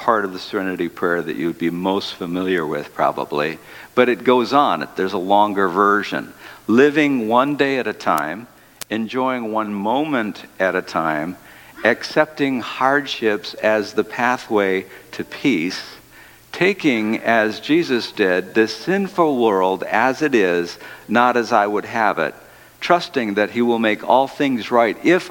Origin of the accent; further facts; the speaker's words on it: Detroit, Michigan, United States; the city of Detroit, my hometown